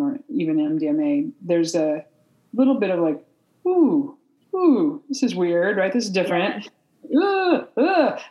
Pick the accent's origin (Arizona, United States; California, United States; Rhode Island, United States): California, United States; Humboldt County; I grew up in Humboldt County in the '70s where all the marijuana was